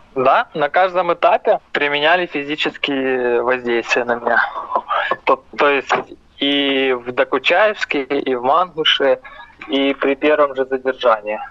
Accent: Ukraine; я украинец

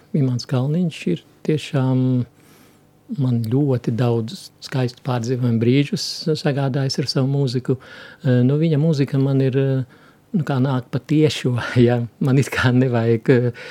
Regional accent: southern Rēzekne district, near Viļāni, Latgale, Latvia; moved away; es esmu nācis no Latgales, no Rēzeknes apriņķa dienvidu maliņas, tā pie Viļāniem tuvāk tur. Visā tajā bērnībā tautas muzicēšana bija ļoti dzīva

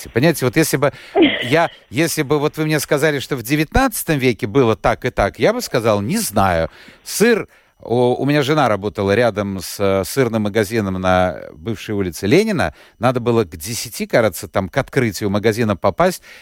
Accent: Riga, Latvia; born there; Я тоже родилась в Риге давно

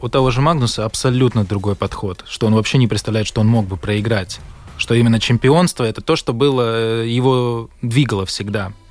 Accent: Latvia; я говорю, ну, из Латвии

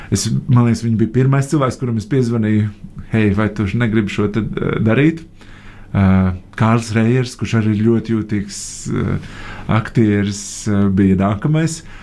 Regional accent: Latvia; pēc mūsu vārdu uzvārdu galotnes, ka mēs esam no Latvijas

